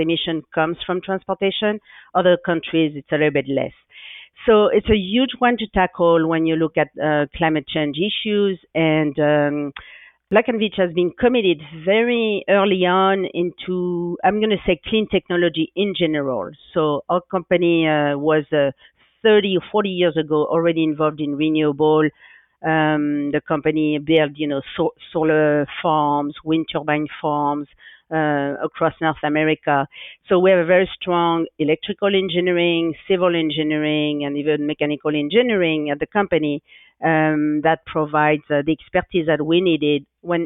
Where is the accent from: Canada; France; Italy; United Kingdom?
France; English is a second language; moved away as an adult; also born or lived in San Francisco Bay Area, California; now in San Francisco, United States; I grew up near the Atlantic Ocean, so in France